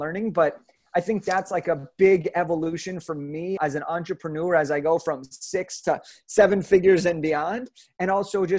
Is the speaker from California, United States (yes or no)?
yes; Southern California, United States; I grew up in Southern California